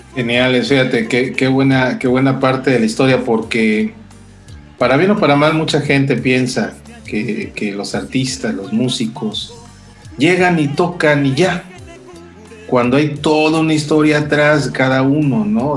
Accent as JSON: {"language": "Spanish", "town": "Lerdo de Tejada", "region": "Veracruz", "country": "Mexico", "tie": "born or raised there", "said": "yo también de niño viví en Lerdo, en, el, Lerdo y en el Ingenio San Pedro"}